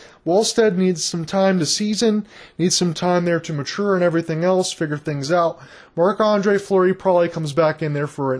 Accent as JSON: {"language": "English", "region": "Michigan", "country": "United States", "said": "I'm from Michigan"}